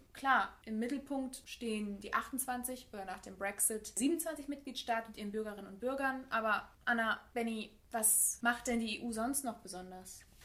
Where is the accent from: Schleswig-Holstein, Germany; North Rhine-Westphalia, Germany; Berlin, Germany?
North Rhine-Westphalia, Germany; Münsterland; also born or lived in England; ich fühle mich als Deutsche, ich fühle mich als als Münsterländerin, als Westfälin.